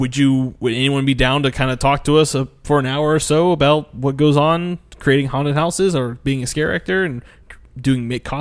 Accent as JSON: {"language": "English", "town": "Ocala", "region": "Florida", "country": "United States", "said": "I'm from Ocala"}